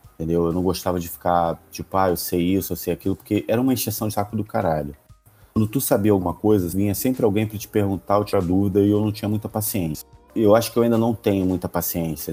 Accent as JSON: {"language": "Portuguese", "region": "Rio de Janeiro", "country": "Brazil", "said": "eu era o único membro do grupo que era do Rio de Janeiro"}